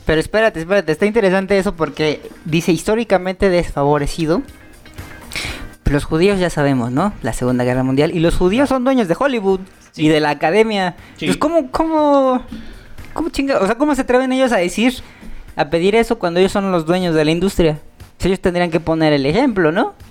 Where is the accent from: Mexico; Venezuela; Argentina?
Mexico; soy mexicano, soy morenón